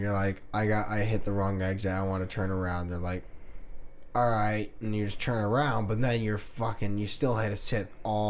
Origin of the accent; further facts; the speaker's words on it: Kansas, United States; I'm from Kansas.